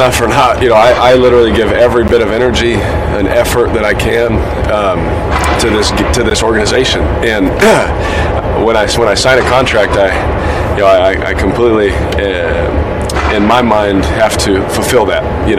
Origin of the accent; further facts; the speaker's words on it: Fresno, California, United States; I'm from Fresno, California, you know, born in Fresno.